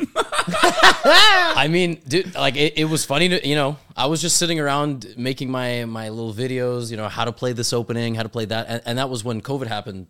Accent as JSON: {"language": "English", "town": "New York City", "region": "New York", "country": "United States", "tie": "born or raised there", "said": "I'm born and raised in New York City"}